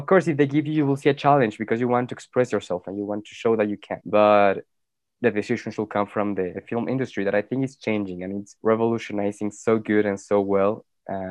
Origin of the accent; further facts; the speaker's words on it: Morelia, Michoacán, Mexico; moved away; I was born in Morelia